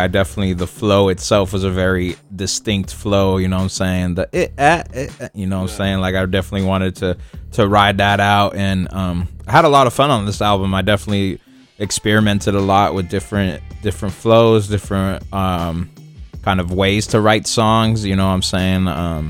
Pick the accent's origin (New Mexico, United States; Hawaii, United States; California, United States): California, United States; San Francisco; Like Frisco, like SF or Frisco, it's kind of like the only way I've grown up knowing how to call this San Francisco or like other names for the city